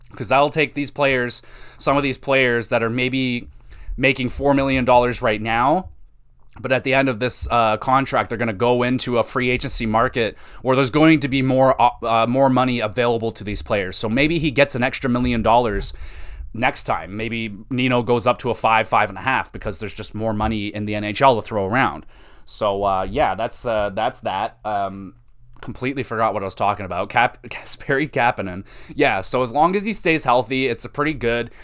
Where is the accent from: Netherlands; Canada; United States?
Canada; as a Canadian